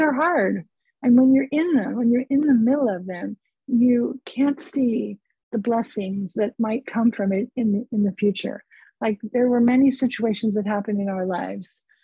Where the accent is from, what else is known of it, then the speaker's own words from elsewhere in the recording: California, United States; I'm from California